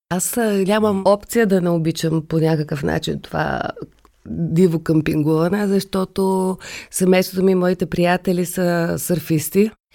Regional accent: Sofia, Sofia City, Bulgaria; also born or lived in Kazanlak; че съм родена в София, че живея в София, че трябва да уча в София като дете

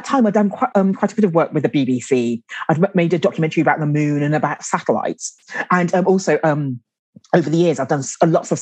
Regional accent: London, United Kingdom; now in Guildford, United Kingdom; I grew up in London

